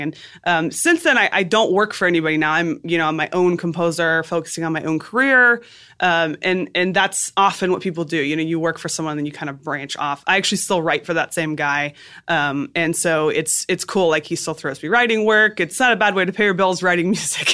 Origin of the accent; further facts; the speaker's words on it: South Florida, United States; also born or lived in Boston; South Florida.